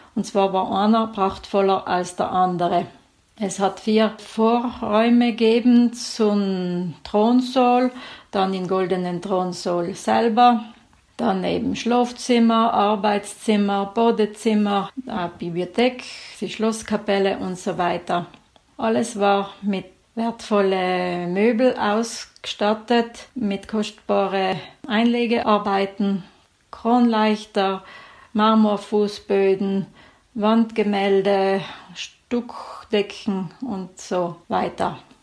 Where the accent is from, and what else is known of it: South Tyrol, Trentino-Alto Adige, Italy